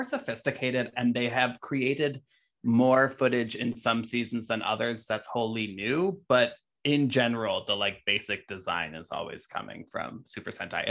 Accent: Alabama, United States; I'm from Alabama

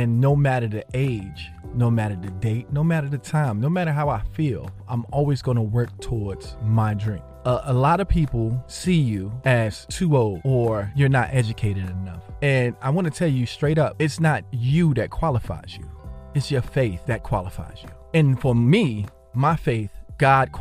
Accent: Jersey City, New Jersey, United States; my childhood growing up in Jersey City

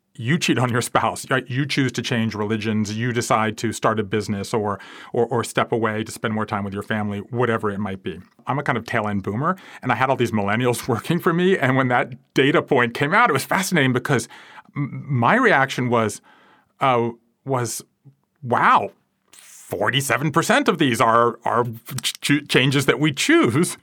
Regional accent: South Georgia, United States; moved away as an adult; also born or lived in Japan; I grew up in South Georgia

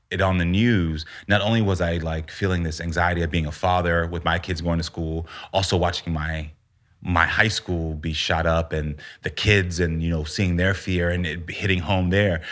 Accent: United States; also born or lived in Texas / Florida; growing up in Texas and Florida

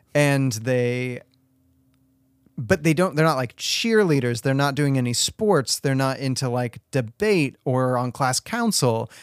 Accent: Washington, United States; I grew up in Washington, and Washington was this place where, like, legal age was technically sixteen

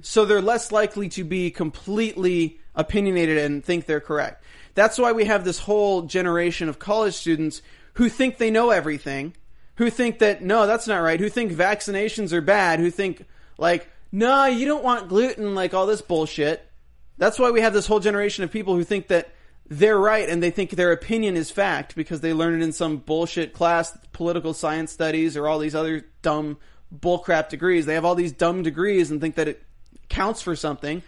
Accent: United States; We're American citizens

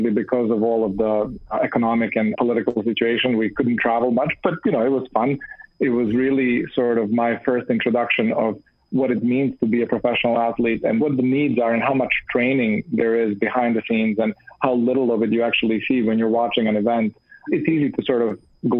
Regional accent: Belgrade, Serbia; moved away as an adult; also born or lived in Canada; I grew up in Belgrade

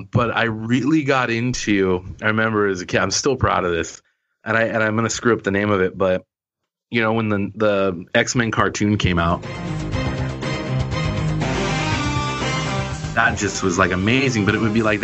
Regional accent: San Jose, California, United States; moved away as an adult; now in Los Angeles, United States; I'm from San Jose, California, and my hometown hero is Steve Caballero. I grew up watching him and the whole gang.

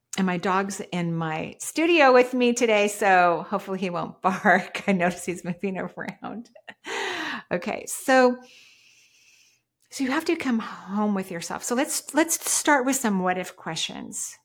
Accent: Washington, United States; I was born in the Northwest in Washington State

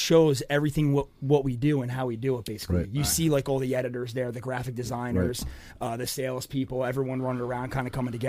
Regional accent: Whiting, New Jersey, United States; born and raised in Whiting

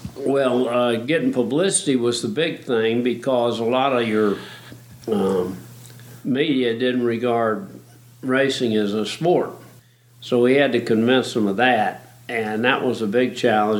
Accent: Belmont, North Carolina, United States; I was born in Belmont, North Carolina, and that was about as rough a town as you could get

